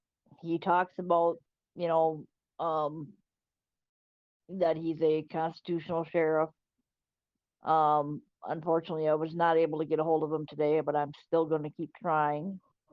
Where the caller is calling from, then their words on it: Wisconsin, United States; I am from Wisconsin. I'm in Polk County.